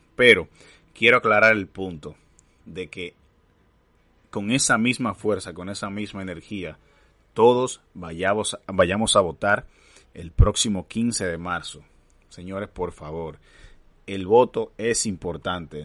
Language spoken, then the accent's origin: Spanish; Dominican Republic; como dominicanos